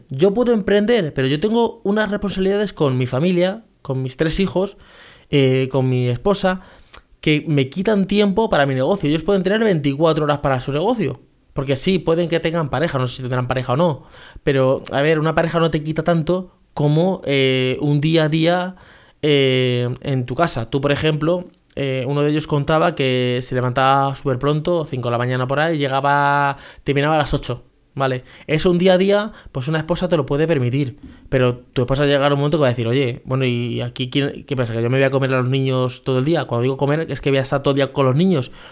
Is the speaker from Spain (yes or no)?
no; Venezuela; Por ejemplo, yo soy una persona que soy de Venezuela.